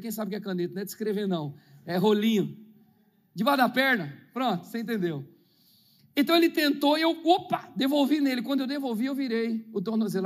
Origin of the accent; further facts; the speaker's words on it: São Paulo, Brazil; eu nasci na Vila Zate, perto do Morro da Pinga, Zona Oeste de São Paulo. Falava gíria, só ouvia rap nacional e coisas lá. Eu vivi aquela vida lá dentro do gueto